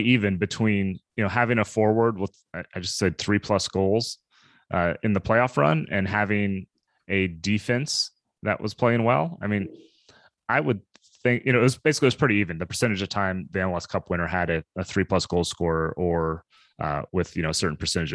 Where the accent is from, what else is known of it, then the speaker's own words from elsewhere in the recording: Kansas City, United States; I grew up in Kansas City area